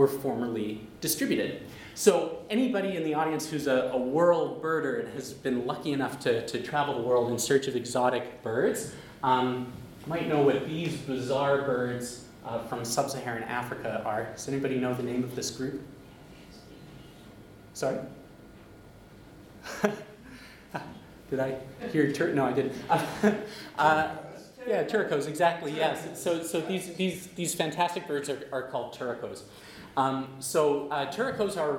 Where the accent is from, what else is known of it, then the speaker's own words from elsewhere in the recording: Western Canada, Canada; I'm from Western Canada.